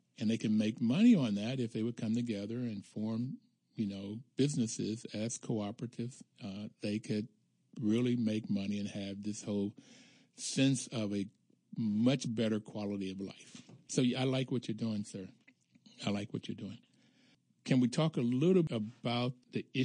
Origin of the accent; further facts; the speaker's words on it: Bluefield, West Virginia, United States; I'm from Bluefield, West Virginia